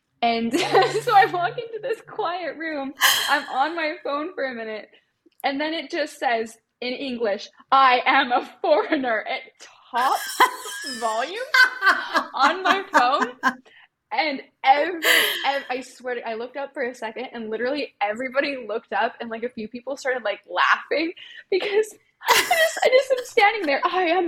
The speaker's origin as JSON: {"language": "English", "region": "Utah", "country": "United States", "tie": "born or raised there", "said": "I grew up in a very small town. Well, it's not a town. It's an unincorporated farming community in Utah."}